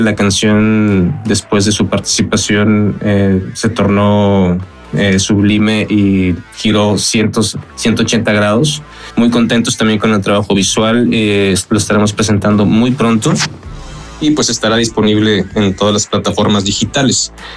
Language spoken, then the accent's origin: Spanish; Torreón, Coahuila, Mexico; moved away; somos una banda originaria de Torreón, Coahuila.